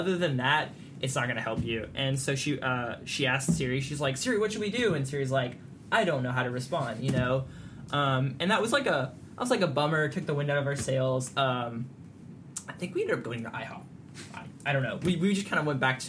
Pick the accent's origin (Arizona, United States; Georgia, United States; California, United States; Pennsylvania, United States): Arizona, United States; moved away as an adult; now in Southeast Texas, United States; I'm from Arizona